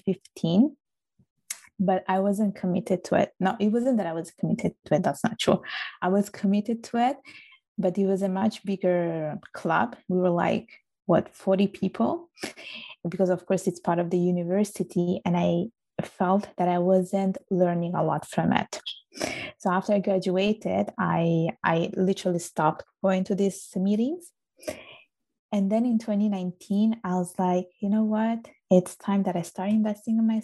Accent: Palermo, Sicily, Italy; born or raised there; accent: strong Italian accent; English is a second language; moved away as an adult; also born or lived in Vigevano, Italy / England; now in Montreal, Canada

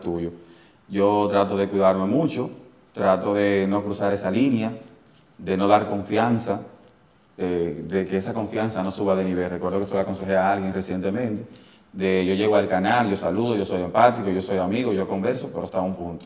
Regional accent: Santiago de los Caballeros, Santiago, Dominican Republic; Prácticamente nací en la ensanche Román, viví un tiempo en Gurabo, me, me crié en Los Reyes, en el sector Los Reyes

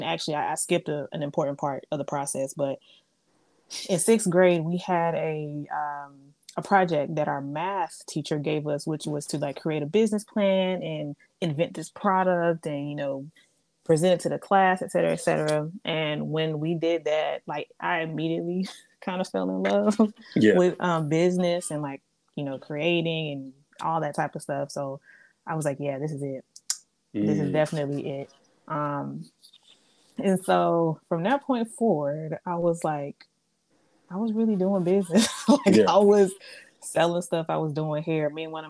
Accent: Atlanta, Georgia, United States; also born or lived in Oklahoma / Germany / Louisiana; I was born in Oklahoma. I went and lived in Germany for a few years. I spent like the beginning of my formative years there, 3 years. Then we moved to Louisiana. And the last place that we ended up in was here in Atlanta.

